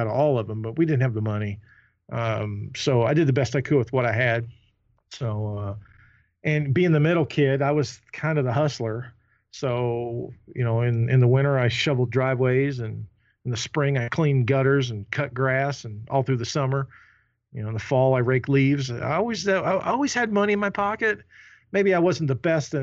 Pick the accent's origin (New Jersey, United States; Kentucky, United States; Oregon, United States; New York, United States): Kentucky, United States; Louisville; I was born and raised in Louisville, Kentucky, the south end of Louisville